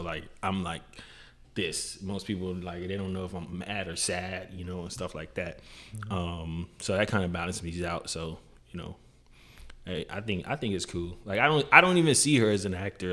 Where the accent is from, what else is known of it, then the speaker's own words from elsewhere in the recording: Miami, Florida, United States; growing up in Miami, you deal with like I mean, you deal with all type of stuff.